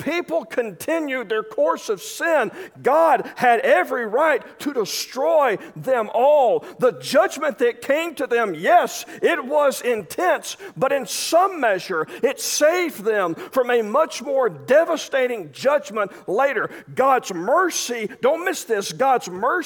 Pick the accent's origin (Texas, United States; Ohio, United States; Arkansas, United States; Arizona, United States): Arkansas, United States; I'm from Arkansas